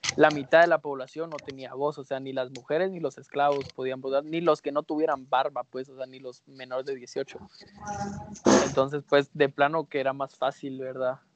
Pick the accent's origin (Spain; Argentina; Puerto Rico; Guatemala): Guatemala; Guatemala es un país chiquito